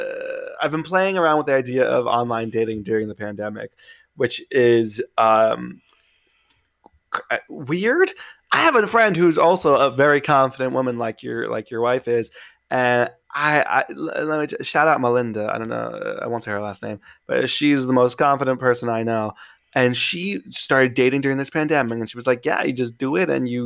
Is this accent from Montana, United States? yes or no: no; New York City, New York, United States; I grew up in Queens